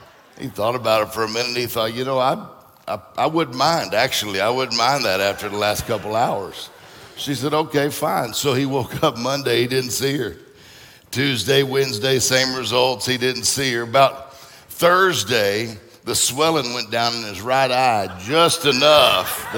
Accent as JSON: {"language": "English", "region": "Mississippi", "country": "United States", "also_born_or_lived": "Florida", "moved": "yes", "lives_now": "Michigan, United States", "said": "I'm from Mississippi, lived in Florida, that's it. And now I'm in Michigan"}